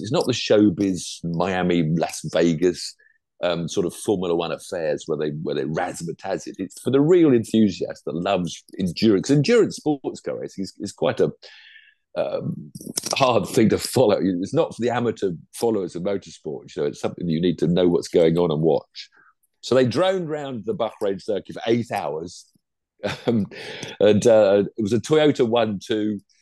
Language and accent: English; England, United Kingdom; I'm English